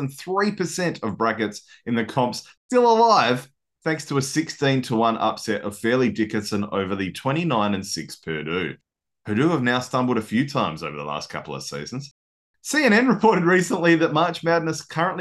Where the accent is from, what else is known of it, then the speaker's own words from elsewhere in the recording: Australia; I'm pretty Aussie